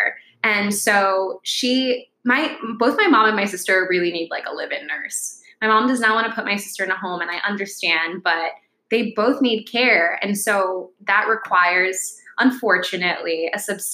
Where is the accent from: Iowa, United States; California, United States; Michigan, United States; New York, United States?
New York, United States; New York City; also born or lived in Connecticut; I grew up in the Bronx, and I lived there until I was 13